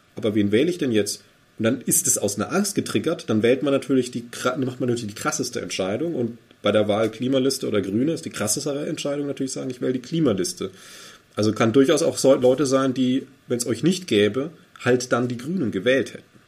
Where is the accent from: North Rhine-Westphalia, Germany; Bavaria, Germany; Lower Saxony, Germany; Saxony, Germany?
Bavaria, Germany; Ich bin gebürtiger Bayer